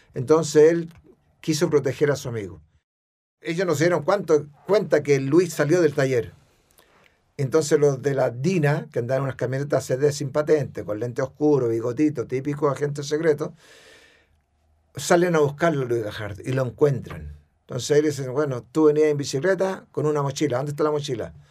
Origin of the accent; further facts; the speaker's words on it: Chile; fui el mejor chileno